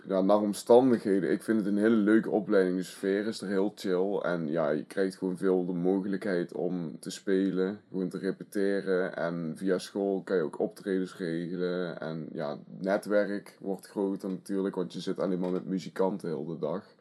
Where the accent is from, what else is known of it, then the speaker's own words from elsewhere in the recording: Asten, North Brabant, Netherlands; Ik ben drieëntwintig jaar oud en ik kom uit Asten.